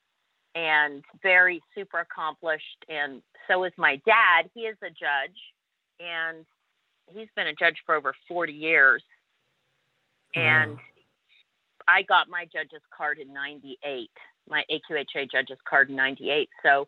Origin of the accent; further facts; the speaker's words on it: Canada; accent: Canadian twang; I'm a Canadian, a proud Canadian, diehard Canadian